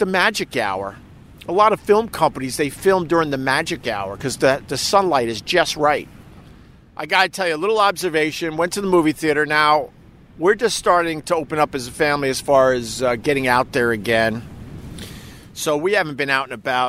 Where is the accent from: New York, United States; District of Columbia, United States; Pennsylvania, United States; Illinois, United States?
New York, United States; as a New Yorker